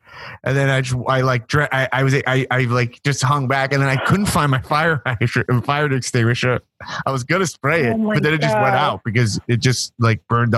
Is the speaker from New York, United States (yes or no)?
yes; New York City, New York, United States; now in Los Angeles, United States; I bought when I moved to LA, and I was just like from New York City.